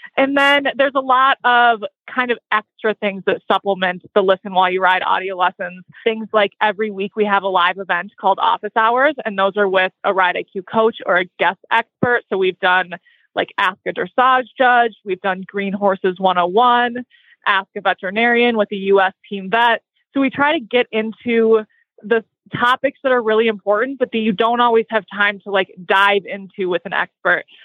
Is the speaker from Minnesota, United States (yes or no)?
yes; Minnesota, United States; moved away; also born or lived in Ocala, Florida; we grew up in Minnesota riding horses, but from a non equestrian family